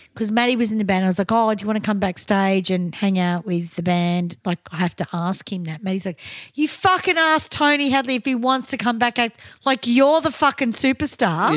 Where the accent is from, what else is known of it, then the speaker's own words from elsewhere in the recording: Australia; we're Aussie